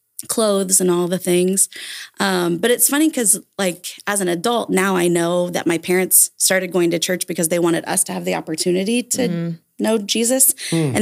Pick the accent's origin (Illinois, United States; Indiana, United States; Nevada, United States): Indiana, United States; Vincennes; I grew up in Vincennes.